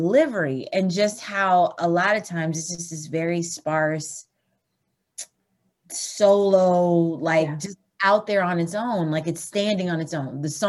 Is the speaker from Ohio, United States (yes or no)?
no; Eureka, Missouri, United States; also born or lived in Sewickley, Pennsylvania / Georgia; And I was raised in Eureka, Missouri. And so my mom and my dad are the ones that are from Georgia.